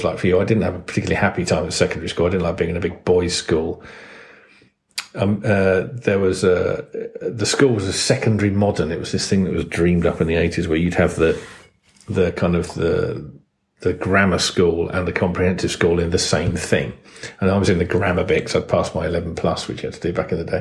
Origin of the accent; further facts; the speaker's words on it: Kent, South East England, United Kingdom; I grew up in Kent